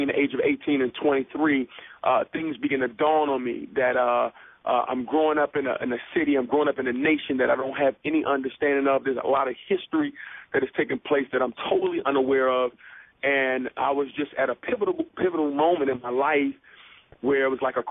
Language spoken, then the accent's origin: English; Washington, District of Columbia, United States; born or raised there